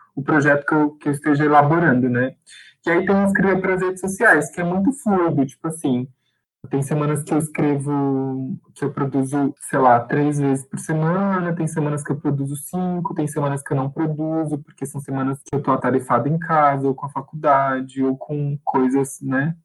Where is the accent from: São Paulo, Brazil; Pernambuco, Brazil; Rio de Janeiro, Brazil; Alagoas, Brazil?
São Paulo, Brazil; Guarulhos; sou de Guarulhos, São Paulo